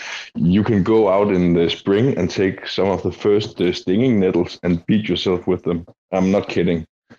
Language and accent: English; Denmark; I'm from Denmark